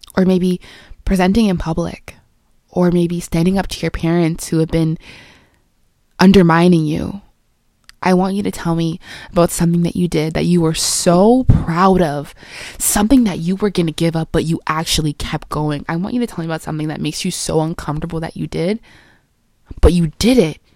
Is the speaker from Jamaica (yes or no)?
yes; Jamaica; I am Jamaican, but maybe I'm not